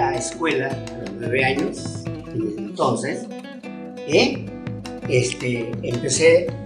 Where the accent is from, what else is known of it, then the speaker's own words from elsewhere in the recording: Barrancas, Santiago del Estero, Argentina; first language Quechua; Spanish is a second language; un hombre santiagueño. Nací en Barrancas, departamento